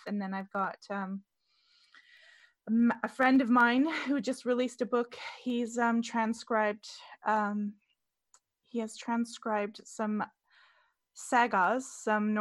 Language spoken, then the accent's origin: English; British Columbia, Canada; I'm Canadian. I never had cable growing up